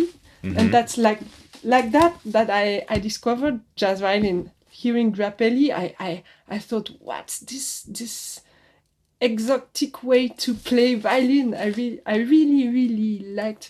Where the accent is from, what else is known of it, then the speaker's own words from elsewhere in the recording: Switzerland; moved away as an adult; also born or lived in Paris, France; now in France; I was in Switzerland. I was born in Switzerland.